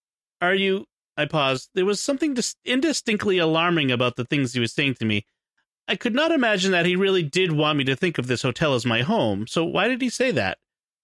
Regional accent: England, United Kingdom; This was especially disconcerting because I'm from England, and I'm not used to being spied on.

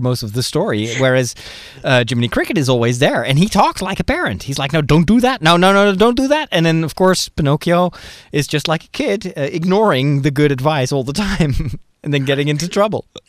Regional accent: Netherlands; I'm from Holland

